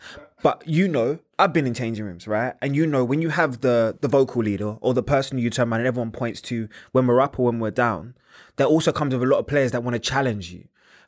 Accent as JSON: {"language": "English", "region": "London", "country": "United Kingdom", "said": "I'm from North London, so yeah."}